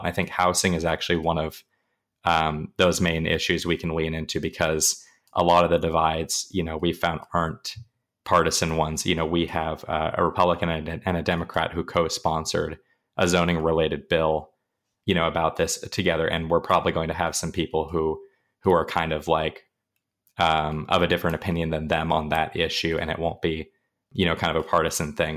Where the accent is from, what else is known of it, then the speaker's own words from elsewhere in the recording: Pacific Northwest, United States; moved away as an adult; now in Arizona, United States; I'm originally from the Pacific Northwest